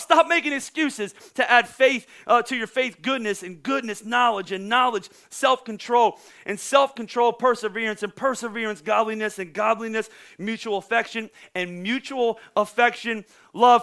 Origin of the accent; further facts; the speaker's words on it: Pennsylvania, United States; I'm from Pennsylvania